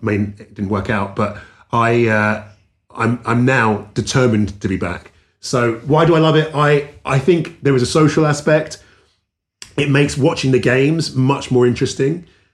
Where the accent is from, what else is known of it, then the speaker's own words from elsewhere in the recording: London, United Kingdom; moved away as an adult; now in Los Angeles, United States; On that note, so I grew up in South London near Wimbledon